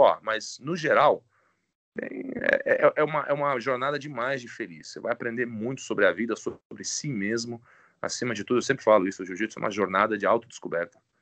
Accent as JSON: {"language": "Portuguese", "town": "Itu", "region": "São Paulo", "country": "Brazil", "tie": "born or raised there", "moved": "as an adult", "lives_now": "United States", "said": "em Itu, no interior de São Paulo, foi onde eu cresci, é. de Itu, minha família é de Itu"}